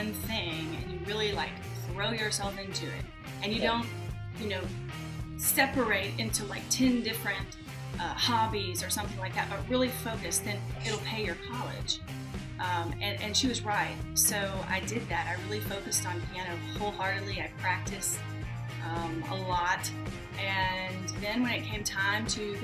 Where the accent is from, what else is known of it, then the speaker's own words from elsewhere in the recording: Southern Mississippi, United States; moved away as an adult; also born or lived in India; now in New York, United States; I'm from Southern Mississippi, actually. Was born and raised there about an hour from the Gulf Coast